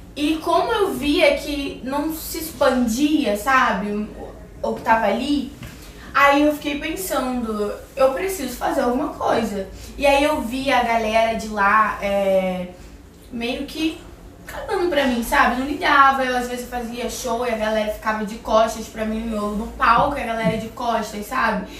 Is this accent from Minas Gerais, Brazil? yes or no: no; Campos dos Goytacazes, Rio de Janeiro, Brazil; moved away; lá na minha cidade, que eu sou do interior do Rio, eu morava em Campos dos Goitacazes.